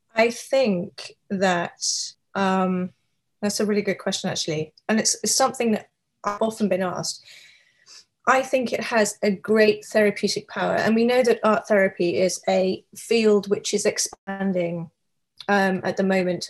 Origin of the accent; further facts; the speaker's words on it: United Kingdom; also born or lived in New York; now in Seattle, United States; I am a British artist living and working in Seattle, Washington, on the west coast of the US